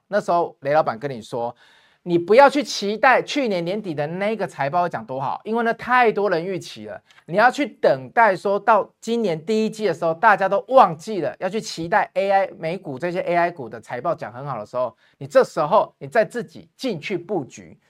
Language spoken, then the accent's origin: Chinese; Taiwan; 我们台湾人